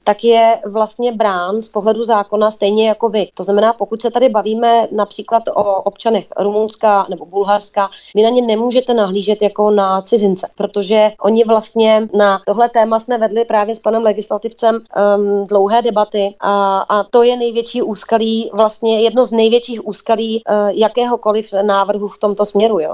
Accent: Plzeň, Plzeň Region, Czechia; u nás v Plzni a nejenom v Plzni

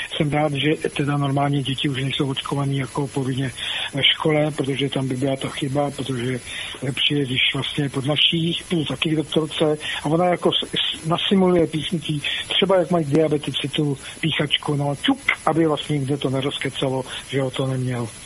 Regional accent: Czechia; my jsme tady taky chytří jako Češi a hlavně na tom severu

